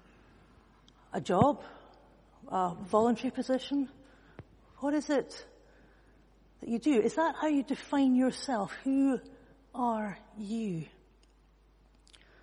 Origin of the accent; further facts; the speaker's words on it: Edinburgh, Scotland, United Kingdom; I come from Edinburgh